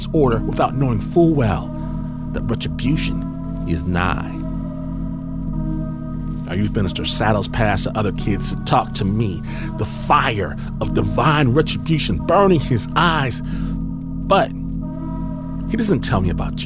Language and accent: English; Michigan, United States; I'm from Michigan